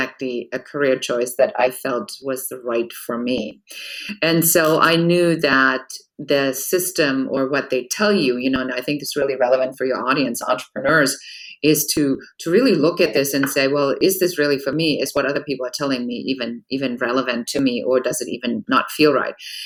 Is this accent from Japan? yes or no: no; Germany; moved away as an adult; now in Los Angeles, United States; I come from Germany, and in Germany, everything is, you know, pretty regulated